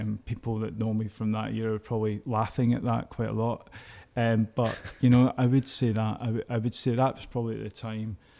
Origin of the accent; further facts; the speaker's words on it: Glasgow, Scotland, United Kingdom; I was brought up in East End of Glasgow